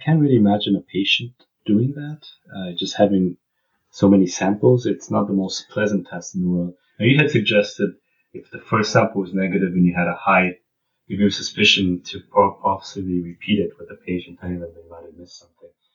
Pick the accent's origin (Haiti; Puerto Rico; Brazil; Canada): Canada; we're from Canada